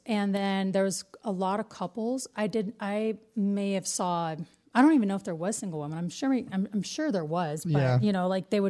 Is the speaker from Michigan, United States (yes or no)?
yes; Michigan, United States; moved away; I am from Michigan.